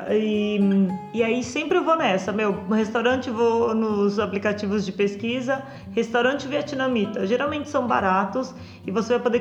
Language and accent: Portuguese; Rio Grande do Sul, Brazil; É, de novo, eu cresci no Rio Grande do Sul, né? Que todo mundo é. A maioria das pessoas são carnívoras.